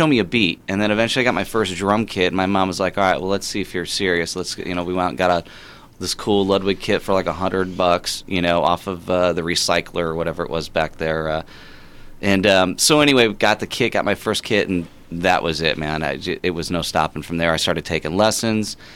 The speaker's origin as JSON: {"language": "English", "region": "Indiana", "country": "United States", "said": "we're from Indiana"}